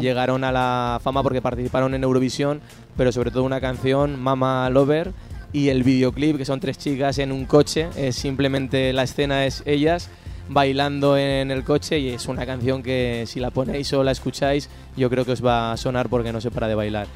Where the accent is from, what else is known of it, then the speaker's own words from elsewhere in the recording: Monzón, Aragon, Spain; en mi pueblo